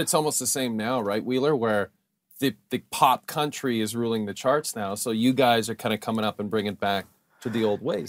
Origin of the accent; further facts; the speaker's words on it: Canada; we're from Canada.